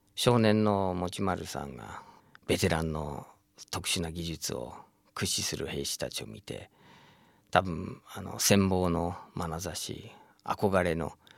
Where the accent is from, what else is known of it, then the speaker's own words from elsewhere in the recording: United States; now in Japan; 僕自身もアメリカに生